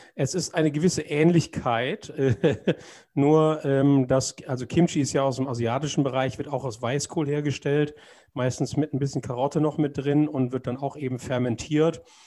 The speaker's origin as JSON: {"language": "German", "country": "Germany", "said": "als Deutscher"}